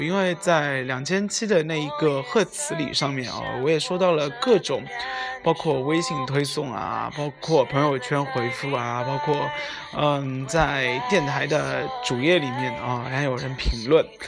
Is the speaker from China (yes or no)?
yes; Shanghai, China; 我是上海人